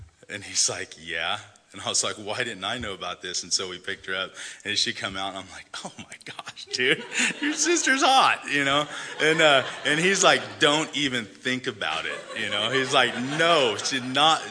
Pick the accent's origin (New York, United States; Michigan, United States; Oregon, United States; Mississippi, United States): Oregon, United States; also born or lived in Salinas, California; I was born in Salinas, California, July 7th, 1976. My mom was 17 when she had me. She had my brother too, which is about a year and a half younger. Shortly after, my mom and dad split up and we moved up here to Oregon